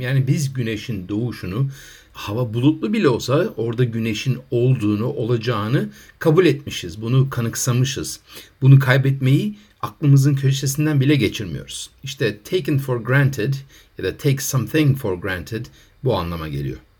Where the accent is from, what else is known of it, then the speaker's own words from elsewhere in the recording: Ankara, Turkey; moved away; also born or lived in United Kingdom / United States; Ben Ankara'da Kızılırmak Caddesi'nde büyüdüm